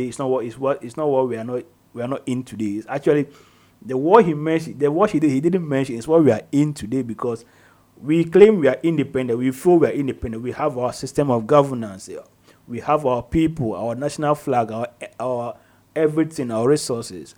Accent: Ghana; as a Ghanaian

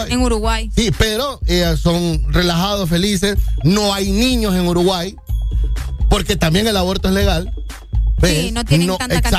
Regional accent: Honduras

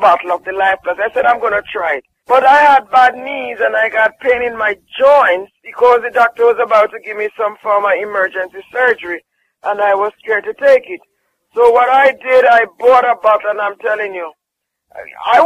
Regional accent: Jamaica; I'm from Jamaica and I honestly tell you, sometimes, as a Jamaican

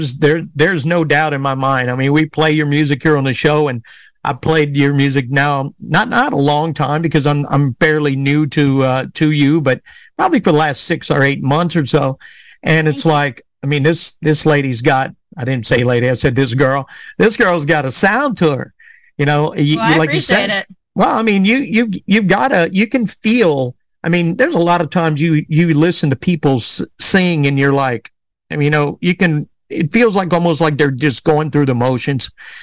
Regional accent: South Carolina, United States; So growing up in South Carolina, I mean, it's like, I did not know that.

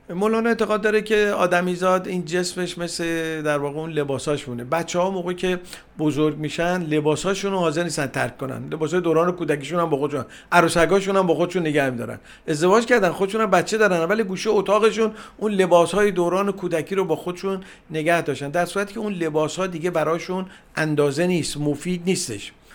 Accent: Iran; first language Persian; در جامعه فارسی زبان به دنیا آمدم در جامعه ایران زمین

